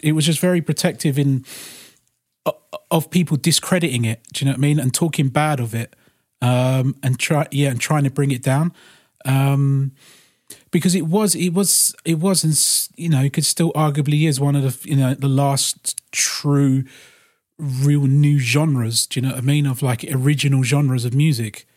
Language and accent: English; London, United Kingdom; growing up in London